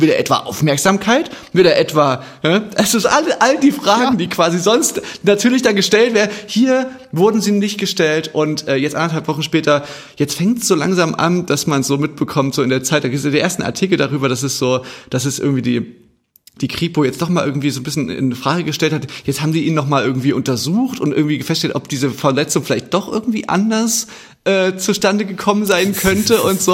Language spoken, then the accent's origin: German; Chemnitz, Saxony, Germany